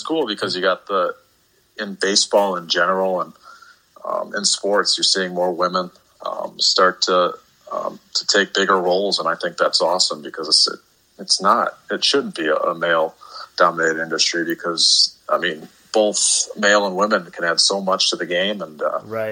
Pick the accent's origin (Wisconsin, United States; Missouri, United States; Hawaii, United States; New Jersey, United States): Wisconsin, United States; Beloit; growing up in the Beloit area